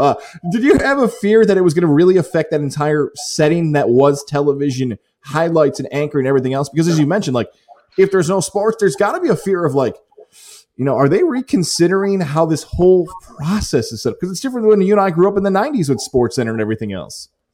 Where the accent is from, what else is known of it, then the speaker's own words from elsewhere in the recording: Syracuse, New York, United States; Bishop Ludden from my hometown in Syracuse, in the west end of Syracuse